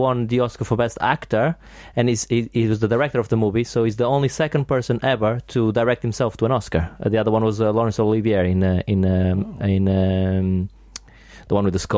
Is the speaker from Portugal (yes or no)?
yes; Portugal; first language Portuguese; English is a second language; moved away; English is not my first language, and when I was in Portugal